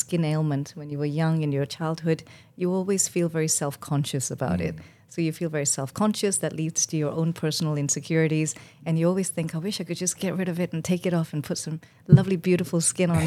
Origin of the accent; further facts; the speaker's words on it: Malaysia; moved away as an adult; now in United Kingdom; I was born in Malaysia and to a family of doctors and nurses